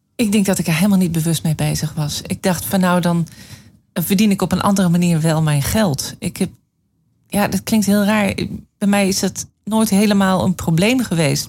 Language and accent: Dutch; Leeuwarden, Friesland, Netherlands; moved away as an adult; also born or lived in Amsterdam / Brussels; ik eh, ben alleen ehm, de eerste 18 jaar wel groot geworden in Leeuwarden.